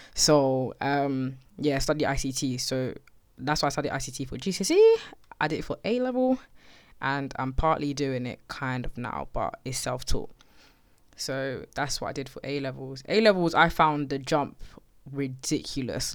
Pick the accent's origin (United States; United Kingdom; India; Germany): United Kingdom; Slough, South East England; I'm from Slough. It's a place outside of West London. I've lived there all my life.